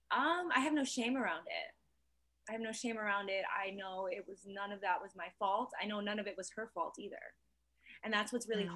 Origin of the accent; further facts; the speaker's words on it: New York, United States; I'm also still from New York